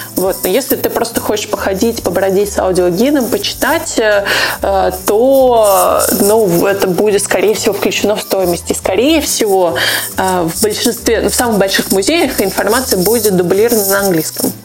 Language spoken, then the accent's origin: Russian; Urals, Russia; moved away; я родилась просто на Урале